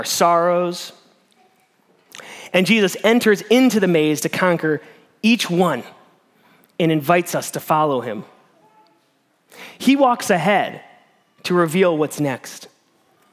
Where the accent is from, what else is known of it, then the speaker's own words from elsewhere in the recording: Midwest, United States; moved away; I'm from the Midwest